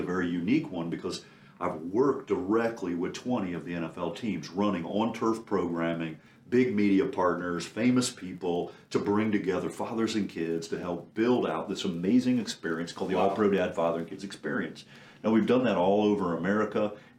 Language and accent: English; Anderson, Indiana, United States; I grew up in Anderson, Indiana.